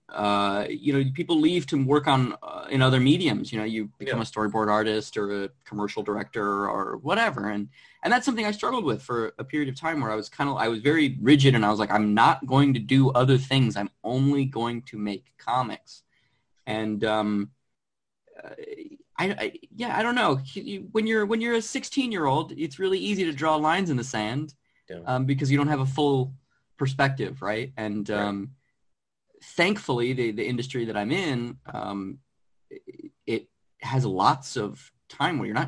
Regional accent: Arizona, United States; moved away as an adult; now in Los Angeles, United States; I'm originally from Arizona. I moved out to Los Angeles, where I currently live, probably 6-7 years ago.

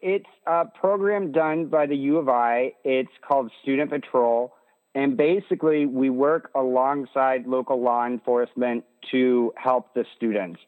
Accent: Champaign, Illinois, United States; now in Strasburg, United States; I initially grew up in Champaign

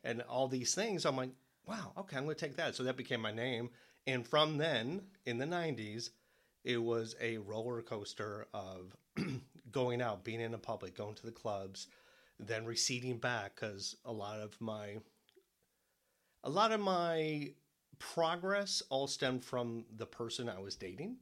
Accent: Detroit, Michigan, United States; moved away as an adult; also born or lived in New York; now in South Carolina, United States; I was born in Detroit in the seventies

